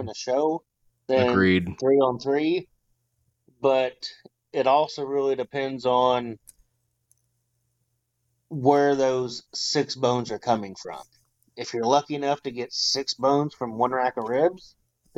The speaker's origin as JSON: {"language": "English", "town": "Centralia", "country": "United States", "tie": "born or raised there", "said": "my hometown of Centralia"}